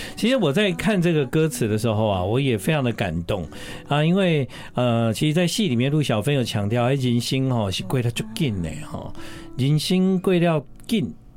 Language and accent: Chinese; Taiwan; 我们台湾人